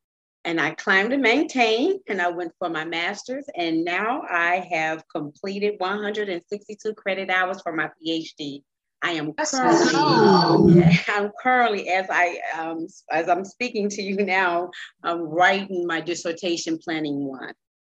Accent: Chicago, Illinois, United States; now in Bloomington, United States; As I said, I'm from the south side of Chicago.

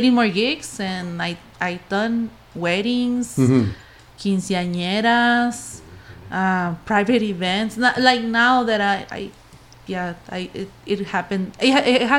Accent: Guadalajara, Jalisco, Mexico; moved away; also born or lived in California; born in California, and then my parents moved to Guadalajara

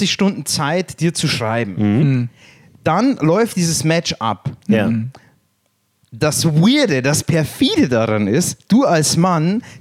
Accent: Ukraine; Ich komme aus der Ukraine

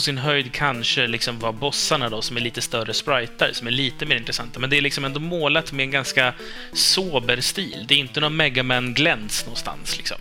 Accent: Sweden; jag kommer från Sverige

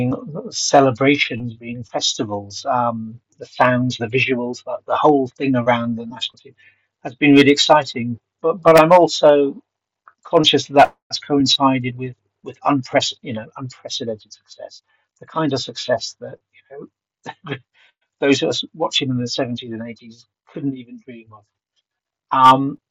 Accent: Swansea, Wales, United Kingdom; now in London, United Kingdom; I was born in Swansea. Remained a Swansea City fan, although I live in London now.

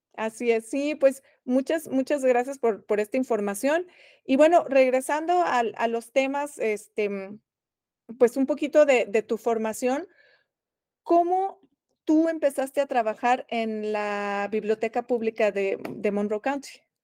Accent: Mexico City, Mexico; moved away as an adult; now in Bloomington, United States; yo que vengo de la Ciudad de México

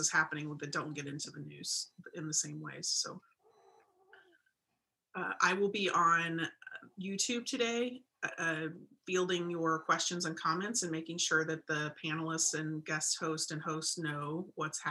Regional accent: Indianapolis, Indiana, United States; moved away as an adult; now in Phoenix, United States; I'm erstwhile from Indianapolis as well. I moved out here 3 years ago

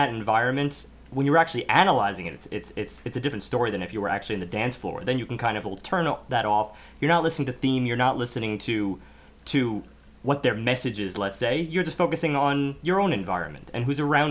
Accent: United States; as an American audience

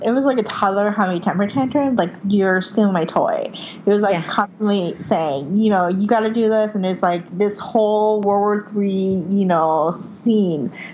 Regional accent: Puerto Rico; moved away as an adult; now in United States; I grew up in Puerto Rico. I lived there for 18 years. Okay. I went to college in Syracuse, but I was a white passing Puerto Rican.

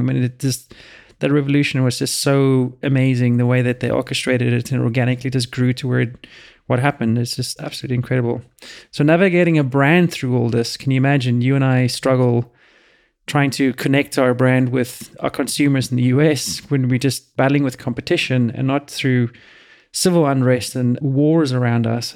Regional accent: United States; as an American

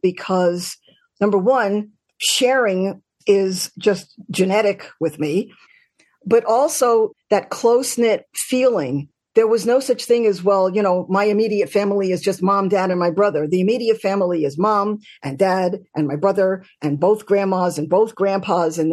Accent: New York City, New York, United States; I grew up in Queens, so attached to the island, but we didn't consider ourselves Long Island

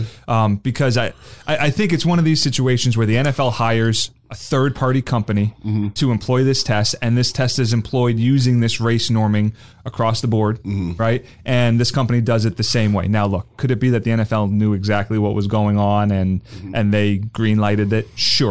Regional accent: New Jersey, United States; now in Florida, United States; I grew up in South Jersey.

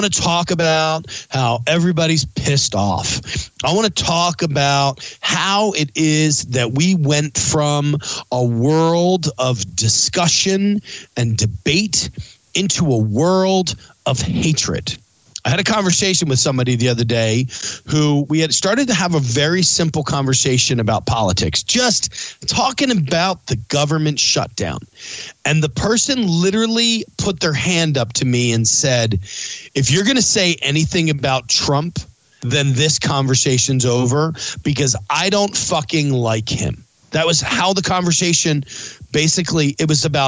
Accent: East Coast, United States; I grew up on the East Coast

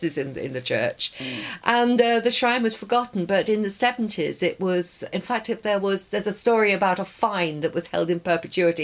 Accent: London, United Kingdom; where I grew up in Willesden

